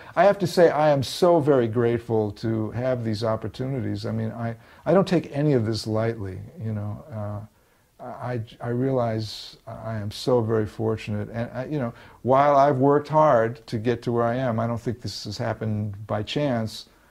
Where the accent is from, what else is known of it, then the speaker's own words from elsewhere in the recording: New York, United States; moved away as an adult; now in Los Angeles, United States; I lived my whole life in, in New York. I, I, guess I'm forever a New Yorker